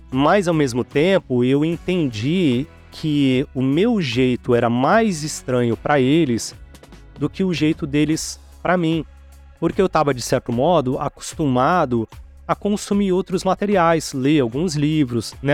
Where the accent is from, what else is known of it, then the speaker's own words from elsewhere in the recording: Santos, São Paulo, Brazil; also born or lived in Registro / Venda Nova do Imigrante / São Vicente / Guarujá; Eu vivi quase toda a minha adolescência em Santos, ali na Baixada Santista, né?